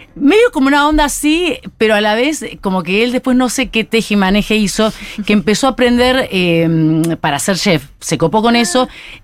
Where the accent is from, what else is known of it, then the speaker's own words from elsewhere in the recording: Buenos Aires, Argentina; accent: porteño; yo me considero argentina porque soy nacida acá, de padres chinos